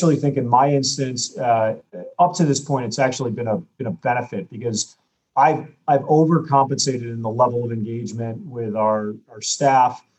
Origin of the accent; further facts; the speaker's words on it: United States; I'm an American